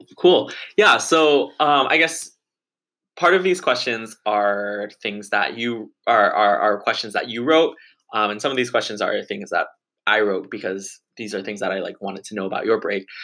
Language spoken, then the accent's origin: English; Bay Area, California, United States; my hometown of like the bay area